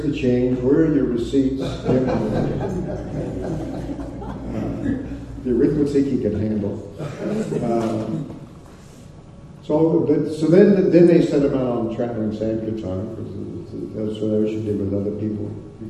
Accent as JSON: {"language": "English", "country": "United States", "tie": "born or raised there", "also_born_or_lived": "Texas / Oklahoma", "said": "part of my youth, I grew up in Texas and Oklahoma"}